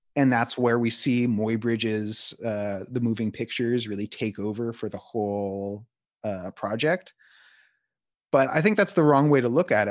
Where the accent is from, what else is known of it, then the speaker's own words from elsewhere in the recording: Palo Alto, California, United States; I grew up in Palo Alto, California, mostly from age eight to eighteen